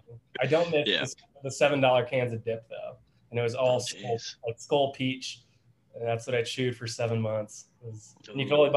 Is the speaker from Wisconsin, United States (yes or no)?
yes; Wisconsin, United States; I'm from Wisconsin.